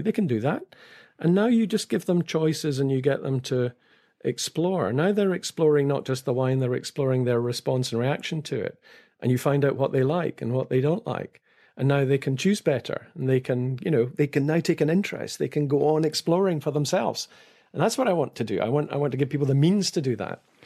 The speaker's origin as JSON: {"language": "English", "region": "Scotland", "country": "United Kingdom", "said": "as a Scot"}